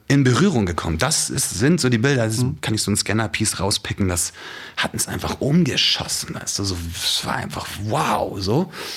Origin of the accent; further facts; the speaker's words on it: Hamburg, Germany; Ich bin ja quasi so im Epizentrum aufgewachsen in Hamburg